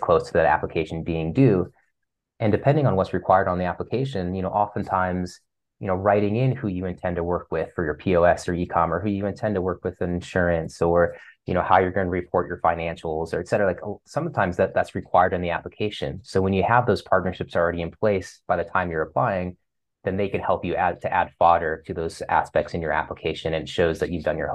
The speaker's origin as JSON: {"language": "English", "region": "Ohio", "country": "United States", "moved": "yes", "said": "I'm from Ohio originally"}